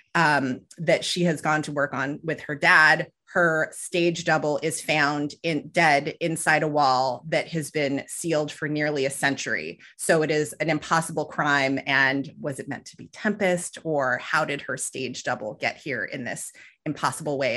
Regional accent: Southern California, United States; they both had teaching jobs where I grew up in Southern California

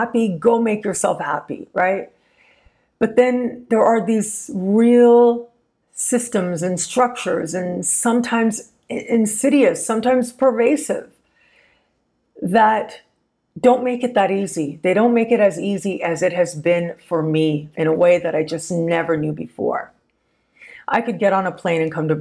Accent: Canada; being Canadian

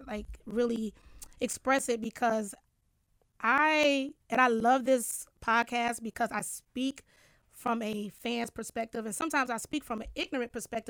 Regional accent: Detroit, Michigan, United States; moved away as an adult; now in New York, United States; after moving to New York, when I was like 19 back in the day, I'm originally from Detroit.

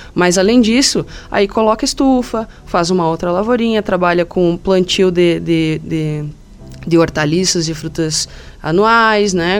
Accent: Anita Garibaldi, Santa Catarina, Brazil; eu sou natural de Anitta Garibaldi. Fica aqui, né, a, 110 quilômetros aqui, em direção aqui a, ao, ao meio-oeste. É, é Planalto Serrano ainda

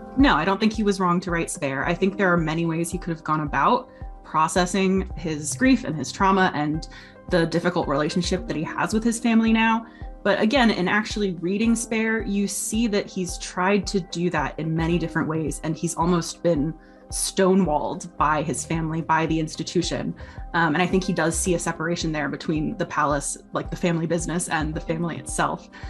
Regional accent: United States; I'm American

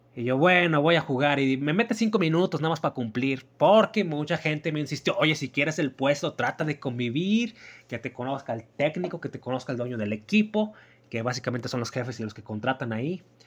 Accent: Mexico; mi país, en mi pueblo también

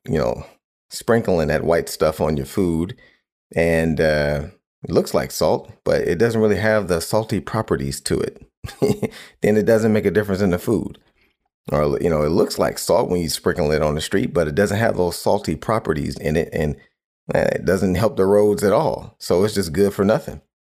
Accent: Cleveland, Ohio, United States; where I grew up in Cleveland

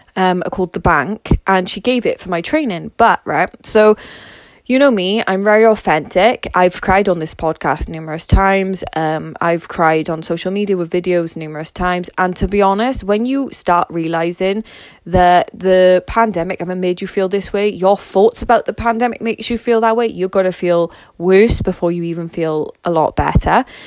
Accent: Wales, United Kingdom; I'm Welsh, so I live in Wales

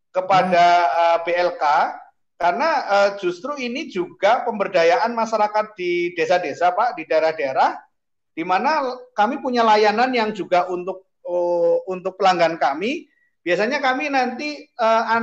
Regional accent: Central Java, Indonesia; kalau saya membayangkan desa saya di Jawa Tengah sana

